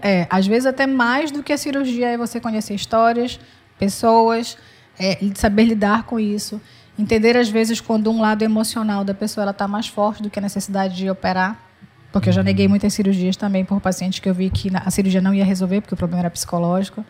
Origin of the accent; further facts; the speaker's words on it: Pará, Brazil; also born or lived in Minas Gerais / Fortaleza; Eu, apesar de eu ter nascido em Minas, mas eu, eu, me criei no Pará desde pequena